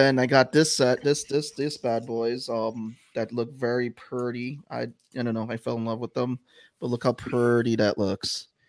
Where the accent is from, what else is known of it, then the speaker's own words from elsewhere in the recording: New York City, New York, United States; We're all from the Bronx here.